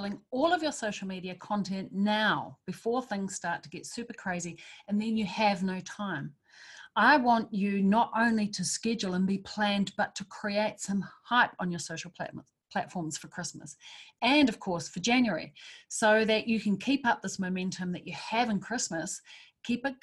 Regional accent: Wellington, New Zealand; I've just arrived back in Wellington, my hometown, which I love and adore.

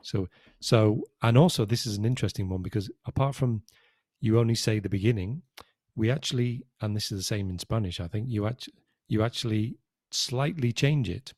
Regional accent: United Kingdom; now in Spain; as a British citizen, my passport was an E U passport.

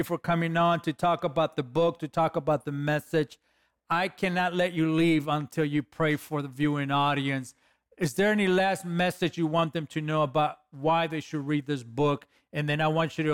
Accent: Los Angeles, California, United States; I'm a kid from East LA.

